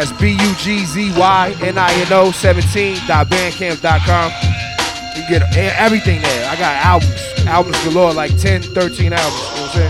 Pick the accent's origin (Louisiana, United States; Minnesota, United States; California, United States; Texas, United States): California, United States; Orange County, L.A. area; also born or lived in Brooklyn, New York; I was born in Brooklyn. I left Brooklyn when I was like six. So I'm from Orange County, L.A. area. You know what I'm saying? I live in Santa Ana right now.